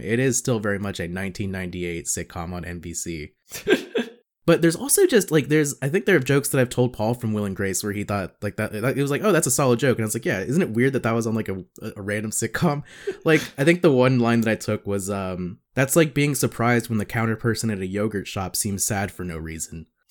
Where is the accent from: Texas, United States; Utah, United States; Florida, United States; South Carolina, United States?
South Carolina, United States; Growing up in South Carolina